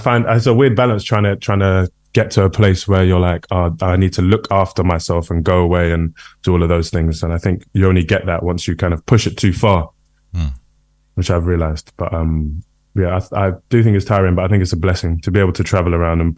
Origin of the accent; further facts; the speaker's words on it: United Kingdom; also born or lived in Brixton, London; we're all British